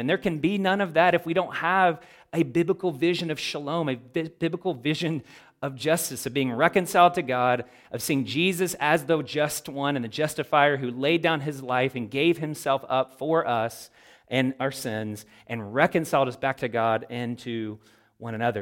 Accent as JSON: {"language": "English", "country": "United States", "said": "as American Christians"}